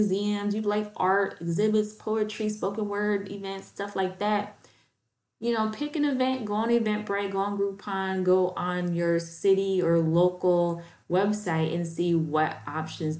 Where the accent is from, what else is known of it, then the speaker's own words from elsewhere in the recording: Chicago, Illinois, United States; now in Florida, United States; In my hometown of Chicago